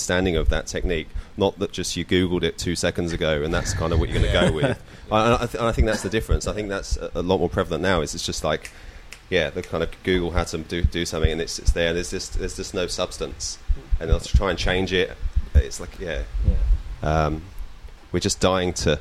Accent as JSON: {"language": "English", "area": "Kent", "region": "South East England", "country": "United Kingdom", "moved": "as an adult", "lives_now": "Byron Bay, Australia", "said": "I'm from Kent in the UK"}